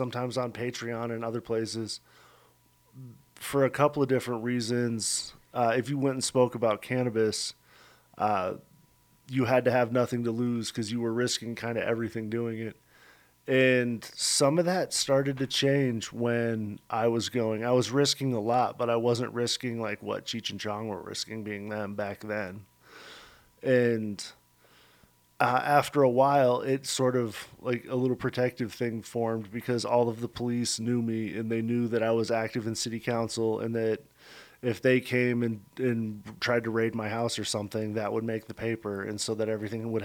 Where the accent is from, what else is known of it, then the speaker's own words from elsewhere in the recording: Denver, Colorado, United States; now in Pueblo, United States; I'm from Denver. I grew up in Denver